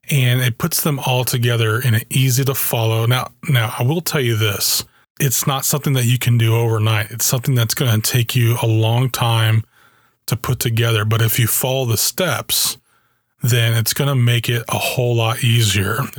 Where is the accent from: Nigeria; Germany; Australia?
Germany; When I was a kid, I grew up in Germany. My dad was in the army and uh, this was in the early 80s